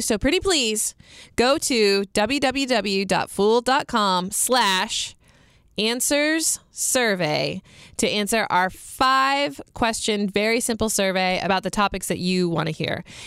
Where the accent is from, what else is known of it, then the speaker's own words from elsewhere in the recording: United States; I'm American